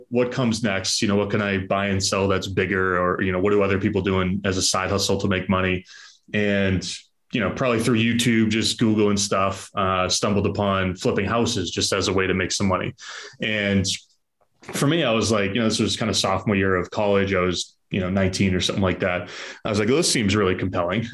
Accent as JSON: {"language": "English", "region": "Southern New Hampshire", "country": "United States", "tie": "born or raised there", "moved": "as an adult", "lives_now": "Boston, United States", "said": "I was born in Southern New Hampshire, grew up in Southern New Hampshire, went to college in New Hampshire, and then shortly moved to Boston"}